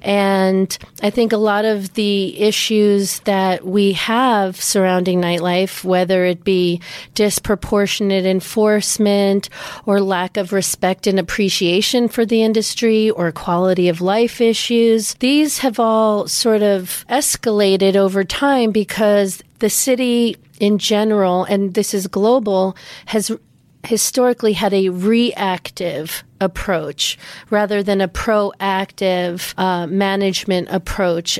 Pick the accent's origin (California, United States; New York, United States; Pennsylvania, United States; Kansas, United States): New York, United States; growing up in Manhattan